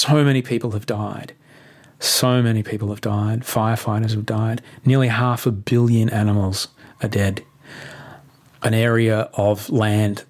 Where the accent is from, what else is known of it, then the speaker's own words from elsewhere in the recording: Brisbane, Queensland, Australia; moved away; Indooroopilly is right near where I grew up in Brisbane.